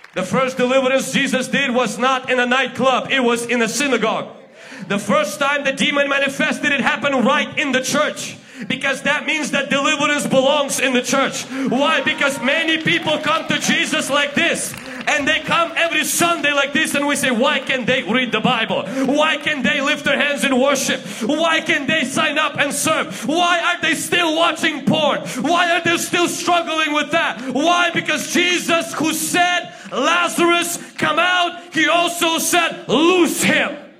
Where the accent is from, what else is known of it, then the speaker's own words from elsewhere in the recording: Ukraine; English is a second language; now in Washington, United States; I'm from Ukraine